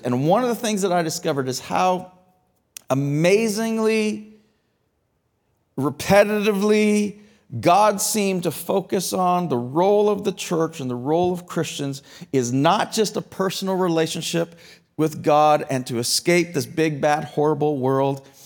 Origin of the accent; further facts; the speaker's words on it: Canada; as a Canadian citizen